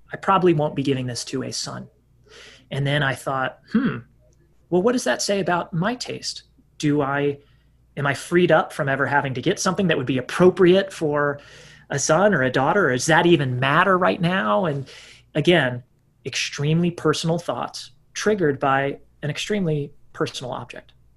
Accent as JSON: {"language": "English", "region": "Texas", "country": "United States", "said": "as a Texan"}